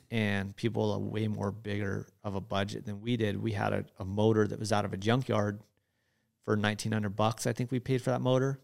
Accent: Hawaii, United States; moved away as an adult; now in Gardnerville, United States; I was born and raised in Hawaii

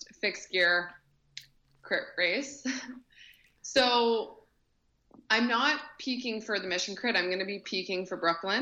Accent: Kelowna, British Columbia, Canada; my hometown of Kelowna, BC

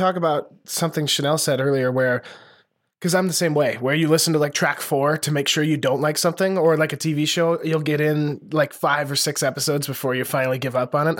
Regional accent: Lewistown, Montana, United States; moved away; every episode we get a police blotter from my hometown newspaper

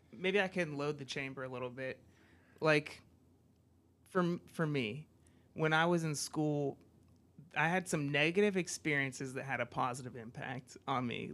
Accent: United States; moved away; I come from the States

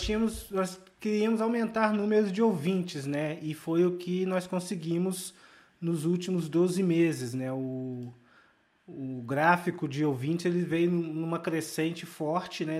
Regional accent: Volta Redonda, Rio de Janeiro, Brazil; a minha cidade natal, que é Volta Redonda

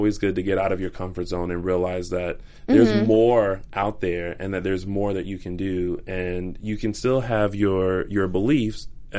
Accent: the South, United States; now in Los Angeles, United States; I'm from the South too.

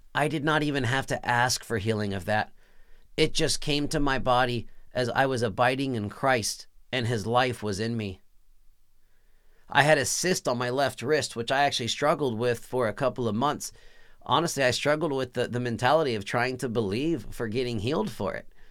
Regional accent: Texas, United States; I was born and raised in Texas

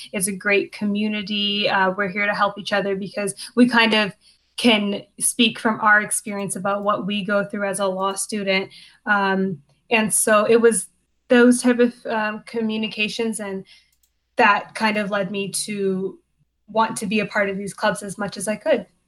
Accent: Hamilton, Ontario, Canada; moved away as an adult; now in Albany, United States; I am from Hamilton, Ontario, in Canada, and I am a second year law student at Albany Law.

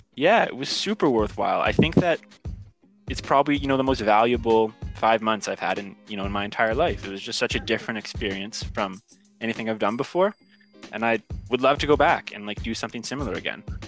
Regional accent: Canada; I'm initially from Canada, so I'm back home in Canada now

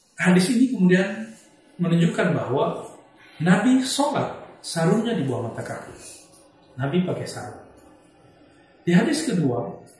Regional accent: Sumatra, Indonesia; di kampung saya di Sumatera

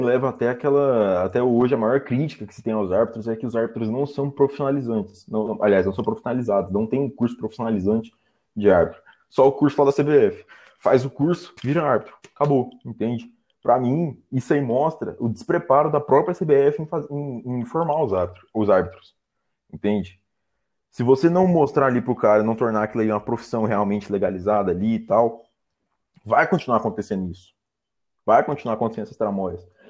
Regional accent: Goiânia, Goiás, Brazil; eu sou aqui de Goiânia

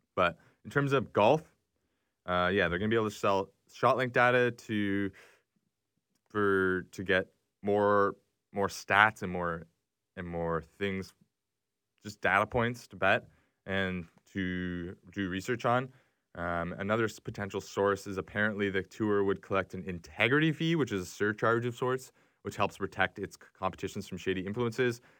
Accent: Canada; as a Canadian

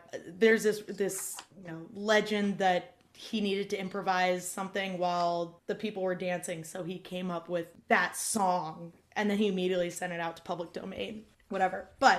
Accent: Iowa, United States; I'm from Iowa.

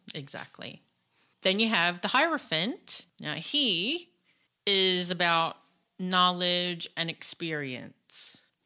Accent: United States; we're American

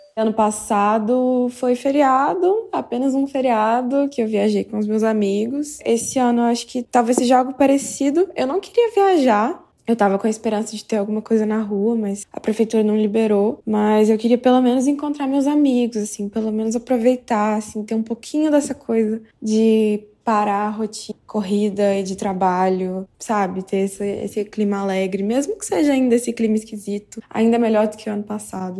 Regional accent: Belo Horizonte, Minas Gerais, Brazil; Eu sou de Belo Horizonte

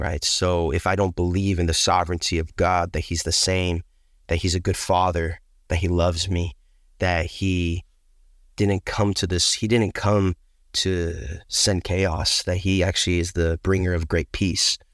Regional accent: Pleasanton, California, United States; I grew up in Pleasance in California.

